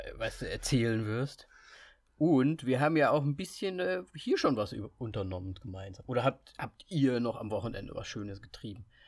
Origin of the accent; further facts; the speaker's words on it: Kassel, Hesse, Germany; moved away; Ich bin ja Österreicher, aber einfach in Kassel aufgewachsen